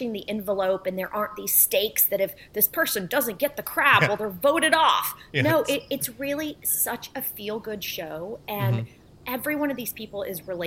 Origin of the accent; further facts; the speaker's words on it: Bartlesville, Oklahoma, United States; also born or lived in Warsaw, Poland; we came to the United States and settled in Bartlesville, Oklahoma